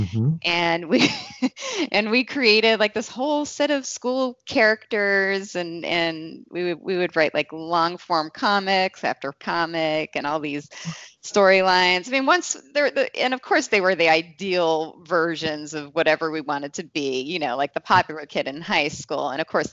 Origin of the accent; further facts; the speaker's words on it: Kingston, Pennsylvania, United States; now in Cleveland, United States; I was in a youth group growing up in Kingston, Wilkes-Barre